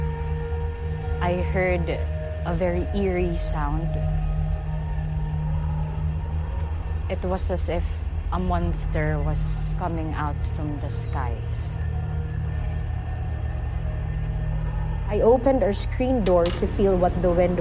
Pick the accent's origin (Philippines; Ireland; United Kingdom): Philippines; Tacloban, Eastern Visayas; I'm from Tacloban City, Philippines